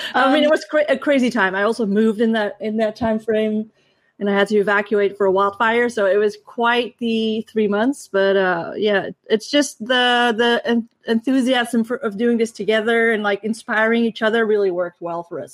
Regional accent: Netherlands; I grew up in the Netherlands

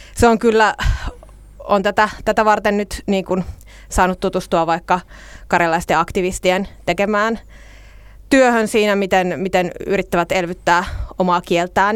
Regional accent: Nastola, Päijät-Häme, Finland; nastolalaisena on itse syntynyt Nastolassa

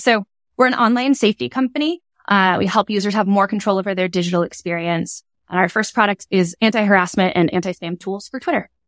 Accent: Bay Area, California, United States; I'm from the Bay Area

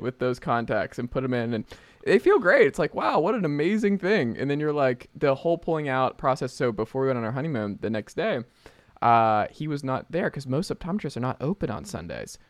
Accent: Atlanta, Georgia, United States; the first thing I caught actually as a kid growing up in Atlanta was a snapping turtle.

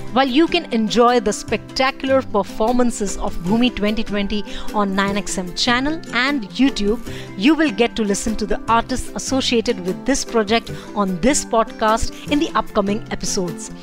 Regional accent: Kutch, Gujarat, India; I'm from Kutch

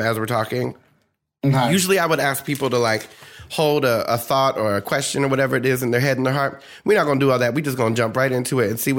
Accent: New Jersey, United States; I'm from New Jersey, and people think I'm Southern.

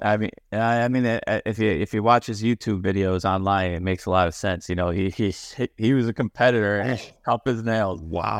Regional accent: Syosset, New York, United States; on the island. Uh, played played there my whole life. Uh, my my parents were we were in Syosset

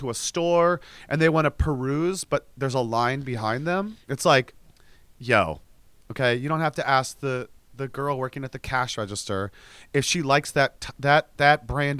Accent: United States; I am American and we're both speaking English.

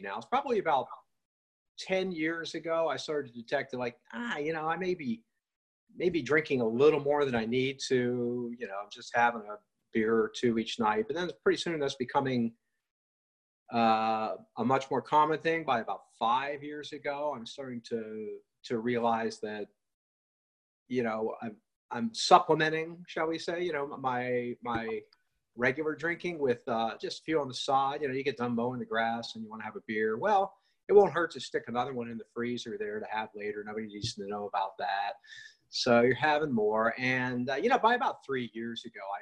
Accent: West Virginia, United States; I grew up in West Virginia.

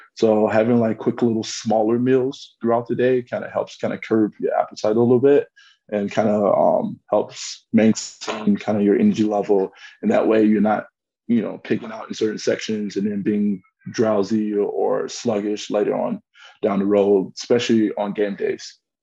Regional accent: United States; moved away as an adult; also born or lived in Milan, Italy; now in Frankfurt, Germany; being American

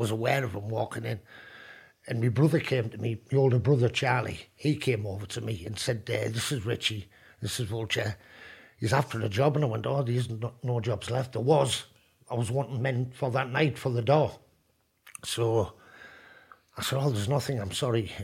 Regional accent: Hartlepool, North East England, United Kingdom; I was born in Hartlepool, yeah, Westview. Just a council estate

